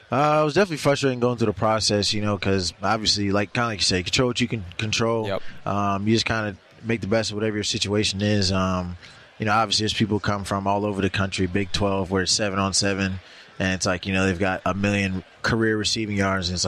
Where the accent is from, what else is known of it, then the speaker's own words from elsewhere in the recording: Georgia, United States; You know, Mecole's from Georgia. I'm from Georgia, so I'll go with the Chiefs.